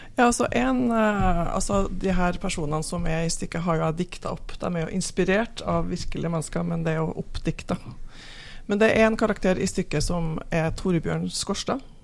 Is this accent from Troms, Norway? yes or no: no; Namsos, Trøndelag, Norway; Jeg kommer fra Namsos